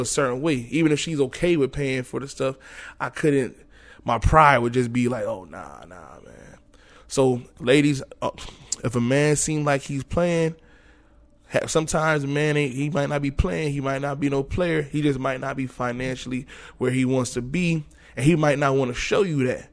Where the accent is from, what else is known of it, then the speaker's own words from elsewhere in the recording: New York, United States; moved away as an adult; also born or lived in Florida; I'm coming from New York